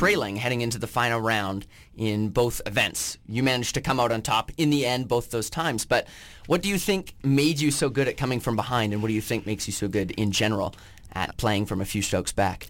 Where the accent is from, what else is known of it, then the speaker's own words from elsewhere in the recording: Vancouver Island, British Columbia, Canada; You were playing in my hometown.